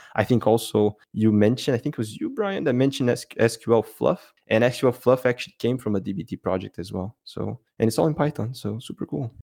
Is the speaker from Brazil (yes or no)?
yes; Brazil; now in Belgium; I'm from Brazil, but I actually live in Belgium